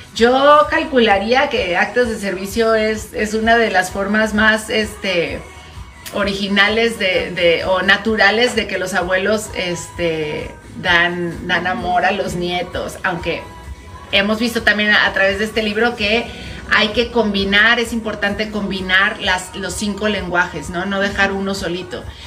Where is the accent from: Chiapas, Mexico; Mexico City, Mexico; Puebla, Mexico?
Puebla, Mexico; moved away; yo soy de Puebla